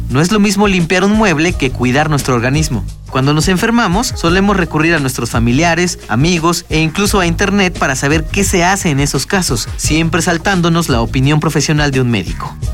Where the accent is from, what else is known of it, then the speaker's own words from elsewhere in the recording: El Salvador; now in Guanajuato, Mexico; tengo 29 años y soy del Salvador. estudio en la Universidad de Guanajuato